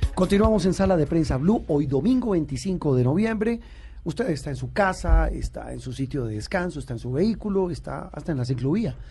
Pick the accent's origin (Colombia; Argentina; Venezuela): Colombia; Bogotá; decimos los bogotanos